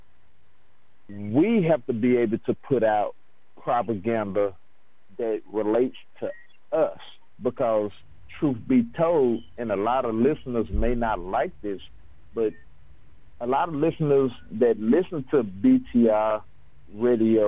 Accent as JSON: {"language": "English", "region": "Tennessee", "country": "United States", "said": "I'm from Tennessee"}